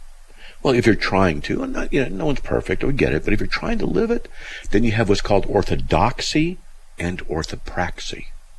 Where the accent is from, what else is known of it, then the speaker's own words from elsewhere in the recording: Buena Park, California, United States; Well, I grew up in Buena Park, you know, Riverside, so I'm just, okay.